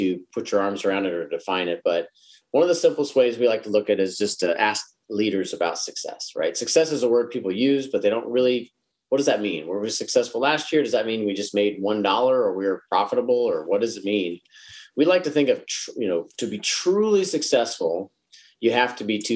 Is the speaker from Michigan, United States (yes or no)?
no; Dallas, Texas, United States; I'm from Dallas